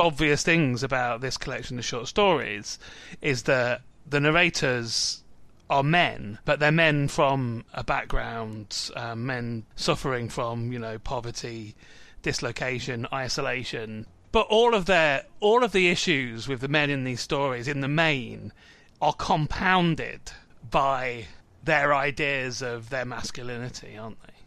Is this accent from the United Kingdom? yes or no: yes; Midlands, United Kingdom; moved away; also born or lived in London; I'm from the Midlands originally. I come from a town where all the estates are on one side of the town